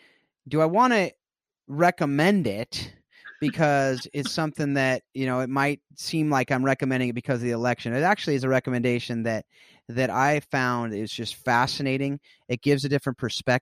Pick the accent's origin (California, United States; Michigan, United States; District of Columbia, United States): California, United States; South Orange County; I grew up in South Orange County, California